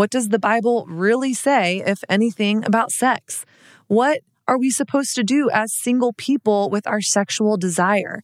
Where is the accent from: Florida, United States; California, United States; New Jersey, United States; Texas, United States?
Texas, United States; also born or lived in Dallas / Brooklyn; now in New York, United States; I grew up in Texas, which was like very much so Christian culture